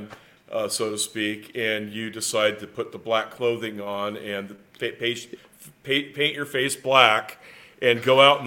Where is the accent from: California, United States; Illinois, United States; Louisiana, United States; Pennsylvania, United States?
California, United States; Southern; I grew up in Southern California